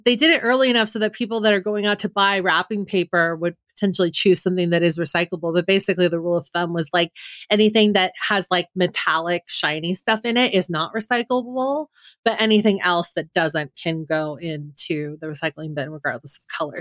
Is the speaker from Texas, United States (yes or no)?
no; Bay Area, California, United States; I grew up in the Bay Area in a very, um, hippy-dippy